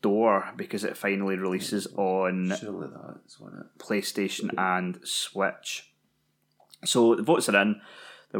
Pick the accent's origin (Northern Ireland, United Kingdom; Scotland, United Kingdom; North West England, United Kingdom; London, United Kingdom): Scotland, United Kingdom; being Scottish